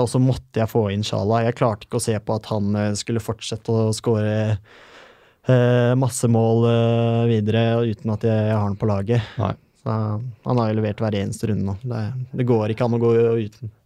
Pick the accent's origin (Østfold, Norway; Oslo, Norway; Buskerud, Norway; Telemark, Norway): Telemark, Norway; Porsgrunn; Jeg er en kar fra Porsgrunn